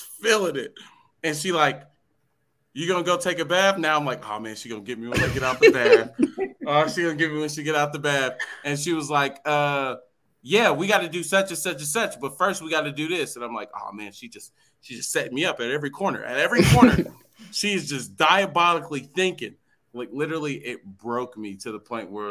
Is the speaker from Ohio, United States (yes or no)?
yes; Ohio, United States; we grew up in Ohio